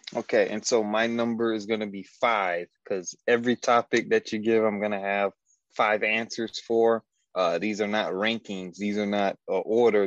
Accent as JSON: {"language": "English", "town": "Detroit", "region": "Michigan", "country": "United States", "tie": "born or raised there", "said": "I grew up on the west side of Detroit in the 90s"}